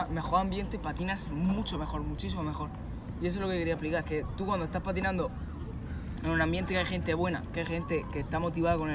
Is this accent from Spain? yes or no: yes; Lorca, Region of Murcia, Spain; nosotros somos de Lorca, somos unos pringados